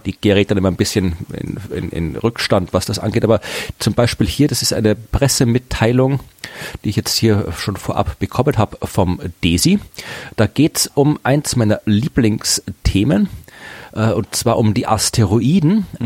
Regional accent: Austria; now in Germany; bei uns in Österreich

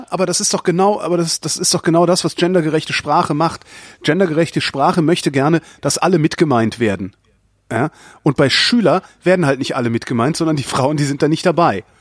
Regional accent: Switzerland; Ich bin Schweizer.

